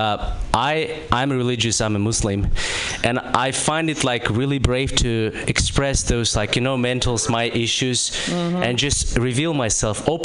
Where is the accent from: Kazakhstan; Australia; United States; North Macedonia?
Kazakhstan; I'm from Kazakhstan